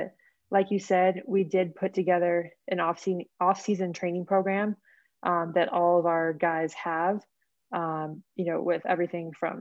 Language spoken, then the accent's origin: English; Phoenix, Arizona, United States; also born or lived in San Diego, California; now in Denver, United States; I'm from Phoenix, Arizona, originally